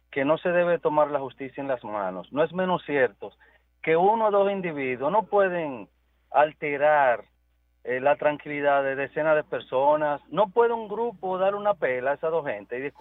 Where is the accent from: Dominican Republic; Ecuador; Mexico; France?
Dominican Republic